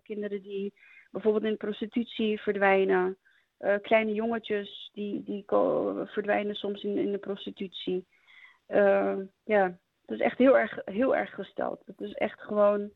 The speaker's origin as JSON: {"language": "Dutch", "country": "Afghanistan", "moved": "yes", "said": "wij als Afghanen"}